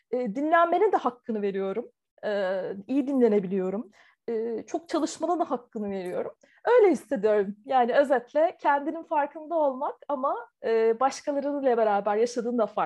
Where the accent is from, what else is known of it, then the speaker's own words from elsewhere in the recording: Taiwan; first language Chinese; also born or lived in Turkey; Türkiye'de doğdum ama Tayvan'da ilkokula başladım. O yüzden e, okuma yazmayı da ilk Çince öğrendim.